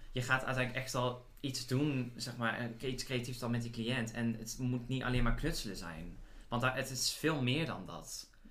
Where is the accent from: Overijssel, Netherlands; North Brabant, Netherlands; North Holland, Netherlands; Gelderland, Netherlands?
North Brabant, Netherlands; Boxtel; moved away as an adult; also born or lived in Heerlen; ik weet niet of je het al hoort aan mijn stem, maar ik kom uit Brabant